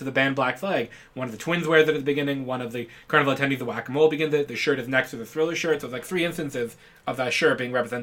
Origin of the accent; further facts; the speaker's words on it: Ontario, Canada; we grew up in Canada, in particular Ontario